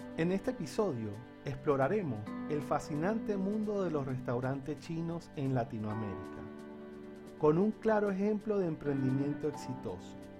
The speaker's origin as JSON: {"language": "Spanish", "town": "Maracaibo", "region": "Zulia", "country": "Venezuela", "also_born_or_lived": "Barquisimeto / Margarita Island", "moved": "as an adult", "lives_now": "Buenos Aires, Argentina", "said": "he tenido la oportunidad de emigrar y emigrar dentro y fuera de mi país, Venezuela. La primera vez que lo hice fue de Maracaibo a Barquisimeto"}